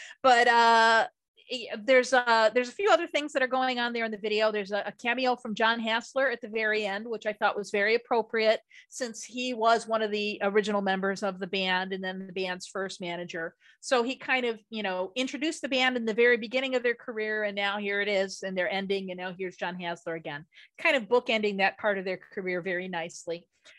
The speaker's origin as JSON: {"language": "English", "country": "United States", "said": "being an American"}